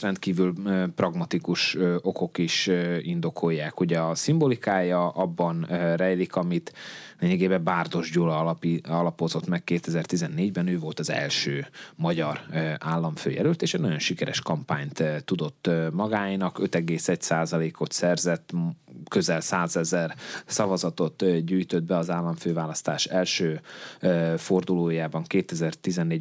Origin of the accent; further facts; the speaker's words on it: Upper Hungary, Felvidék, Slovakia; felvidéki magyarként